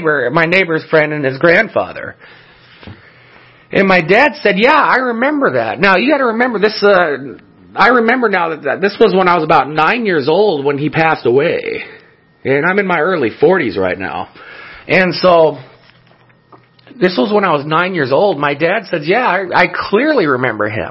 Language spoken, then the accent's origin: English; El Monte, California, United States; when I was a child, where I grew up in El Monte, California